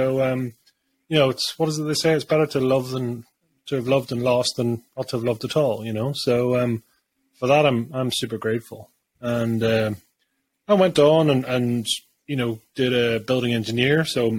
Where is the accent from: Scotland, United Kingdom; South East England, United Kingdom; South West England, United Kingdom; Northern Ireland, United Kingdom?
Northern Ireland, United Kingdom; Bangor; born there; I was born in Bangor, Northern Ireland, back in 1979.